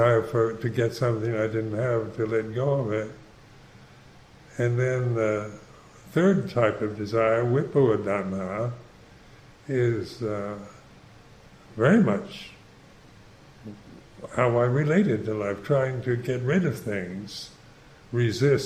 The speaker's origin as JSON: {"language": "English", "country": "United States", "said": "I'm Caucasian, I'm a certain age, I'm an American"}